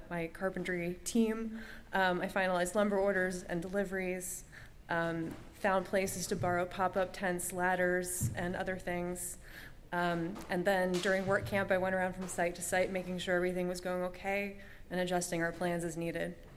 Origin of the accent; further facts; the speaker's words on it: Bridgewater, United States; I'm from Bridgewater, uh, and I currently teach scenic construction at NYU